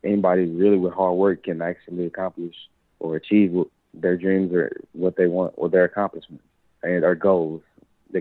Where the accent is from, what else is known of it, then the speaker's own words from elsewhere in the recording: Mobile, Alabama, United States; the best part about growing up in Alabama, the way I was, you know, the way I grew up, was just the family, the little family environment, you know, growing up in a city like Mobile